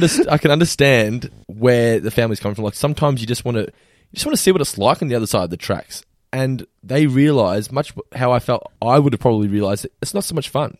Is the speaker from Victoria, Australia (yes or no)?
yes; Geelong, Victoria, Australia; We were born and raised in Geelong